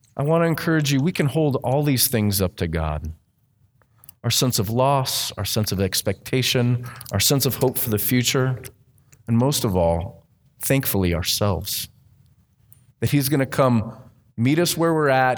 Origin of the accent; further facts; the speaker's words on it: Southern California, United States; I grew up in Southern California